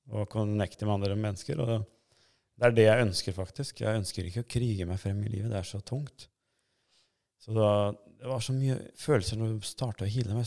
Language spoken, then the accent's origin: Norwegian; Norway; also born or lived in Kosovo / Sweden; jeg er så å si oppvokst her i Norge